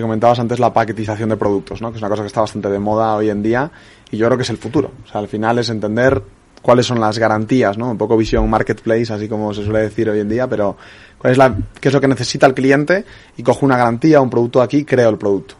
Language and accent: Spanish; Spain; los españoles somos